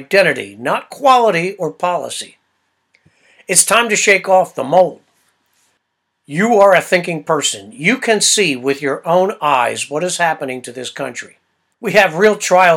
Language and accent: English; United States; I'm an American